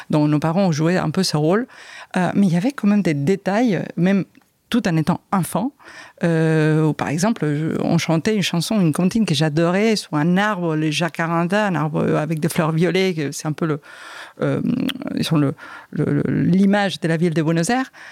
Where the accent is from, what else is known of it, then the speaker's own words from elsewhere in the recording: France; Donc euh, mes enfants ont été élevés en espagnol, ici en France, on est nés en France euh, et élevés en espagnol.